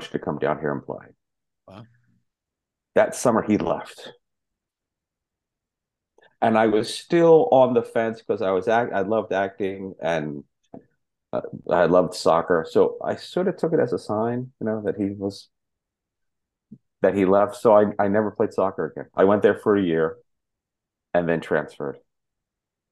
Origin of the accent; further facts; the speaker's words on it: outside of Princeton, New Jersey, United States; I was born in New Jersey, outside of Princeton, New Jersey